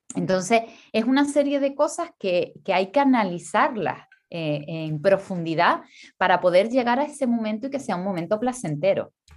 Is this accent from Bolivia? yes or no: no; Canary Islands, Spain; soy canaria